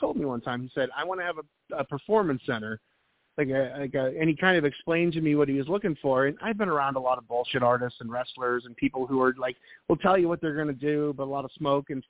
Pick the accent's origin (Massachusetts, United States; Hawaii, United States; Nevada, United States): Massachusetts, United States; Boston; also born or lived in New Hampshire; now in Raleigh, United States; I'm originally from New England, so I'm a Boston guy, and then I moved to New Hampshire